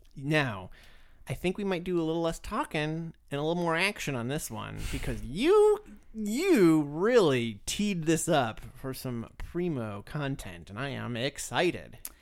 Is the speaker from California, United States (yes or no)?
no; Florida, United States; moved away; I grew up in Florida